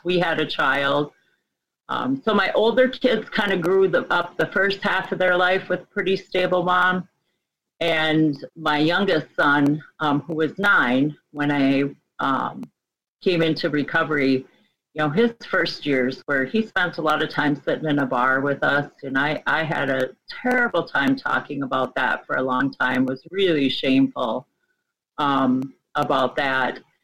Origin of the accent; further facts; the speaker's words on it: Midwest, United States; I grew up in the Midwest, a small conservative Catholic um, home